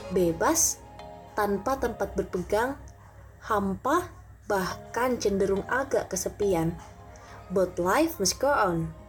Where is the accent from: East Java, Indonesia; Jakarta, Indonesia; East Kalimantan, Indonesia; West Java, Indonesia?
East Kalimantan, Indonesia; now in Malang, Indonesia; Aku dari Kalimantan Timur dan saat ini sedang menempuh pendidikan di Universitas Islam Negeri Maulana Malik Ibrahim Malang